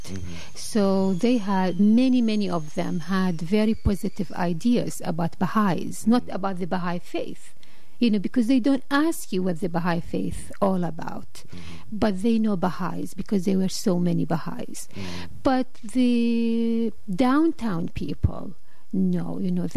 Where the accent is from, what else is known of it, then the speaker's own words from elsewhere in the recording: Iraq; first language Arabic; English is a second language; moved away as an adult; also born or lived in Iran / Cameroon; I was born and bred in Iraq